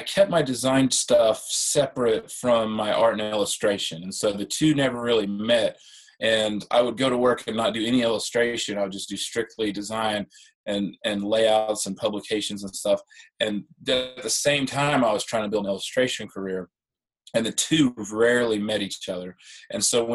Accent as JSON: {"language": "English", "region": "Central Illinois", "country": "United States", "tie": "born or raised there", "also_born_or_lived": "Augusta, Georgia", "moved": "as an adult", "said": "I'm originally from the Midwest. I grew up in Illinois, in Central Illinois"}